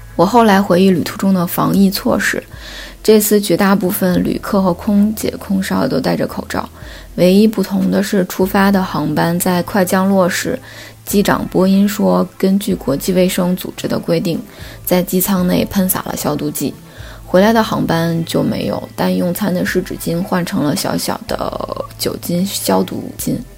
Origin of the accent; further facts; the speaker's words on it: Hubei, China; 我是湖北人